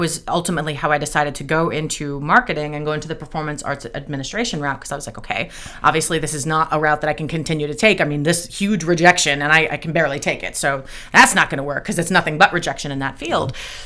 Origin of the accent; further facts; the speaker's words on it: East Coast, United States; I talk really fast because I'm from the East Coast